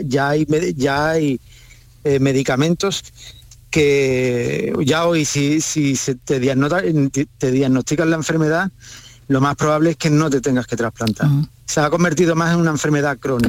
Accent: Valverde del Camino, Andalusia, Spain; yo soy de Valverde

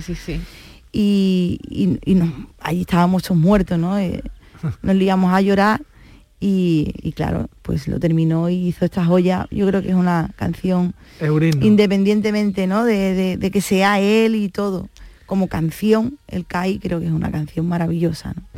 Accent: San Fernando, Andalusia, Spain; lo que soy yo, una cañailla, ¿no? los que somos de San Fernando

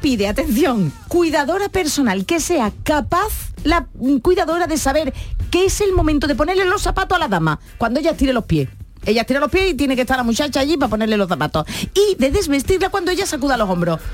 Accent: San Fernando, Andalusia, Spain; also born or lived in Cádiz; soy de, nací Cádiz, pero vamos, yo soy de San Fernando ya

